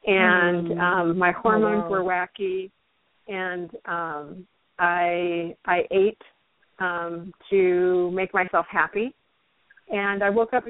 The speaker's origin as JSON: {"language": "English", "region": "Midwest", "country": "United States", "tie": "born or raised there", "said": "growing up in the Midwest"}